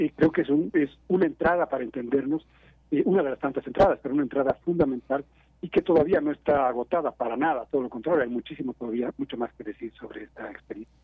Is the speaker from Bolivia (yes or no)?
yes; Bolivia; now in Mexico City, Mexico; yo soy boliviano y soy mexicano a la vez